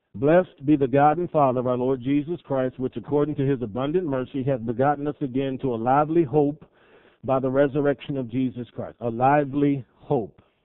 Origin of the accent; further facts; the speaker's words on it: Cleveland, Ohio, United States; I grew up in Cleveland, Ohio